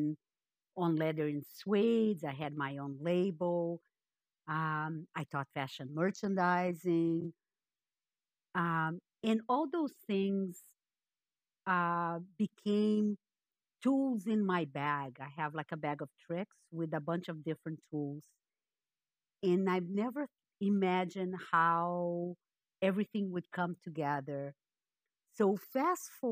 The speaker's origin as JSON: {"language": "English", "region": "Rio de Janeiro", "country": "Brazil", "tie": "born or raised there", "also_born_or_lived": "Peru", "moved": "as an adult", "lives_now": "Canada", "said": "I'm born and raised in Brazil. And for the last 40 some odd years, I've lived in Canada."}